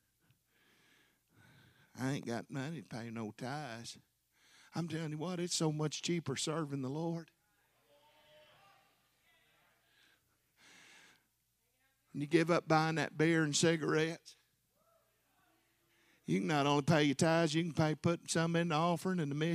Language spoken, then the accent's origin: English; Arkansas, United States; I'm from Arkansas